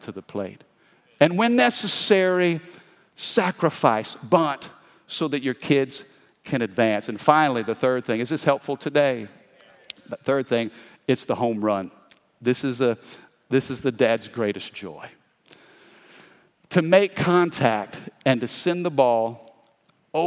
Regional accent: Midwest, United States; now in Baton Rouge, United States; I grew up in the Midwest

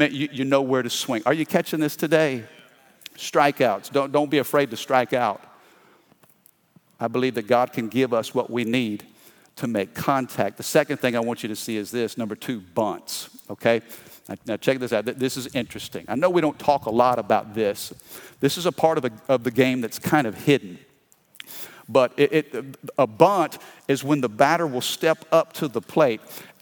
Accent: Midwest, United States; now in Baton Rouge, United States; I grew up in the Midwest

